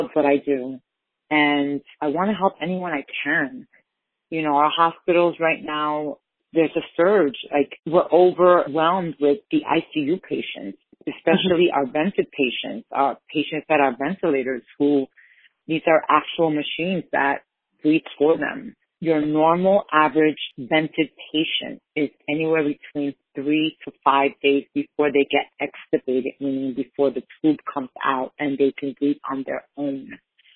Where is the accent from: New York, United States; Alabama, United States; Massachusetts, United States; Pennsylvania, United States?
New York, United States; New York City; I grew up in the Lower East Side, which is my community